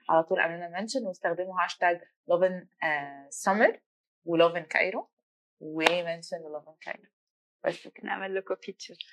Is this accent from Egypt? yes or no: yes; Egypt; I'm انا مصريه